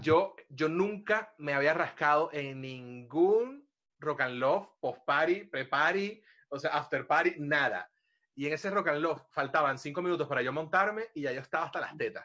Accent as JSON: {"language": "Spanish", "country": "Venezuela", "moved": "as an adult", "lives_now": "Spain", "said": "cuando me fui de Venezuela."}